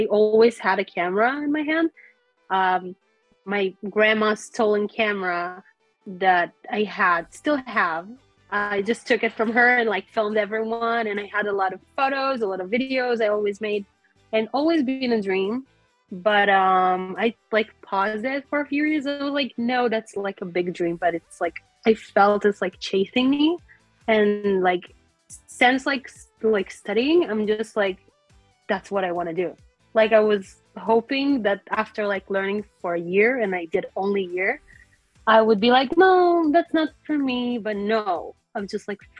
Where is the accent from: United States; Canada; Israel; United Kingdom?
Israel; I'm a filmmaker from Israel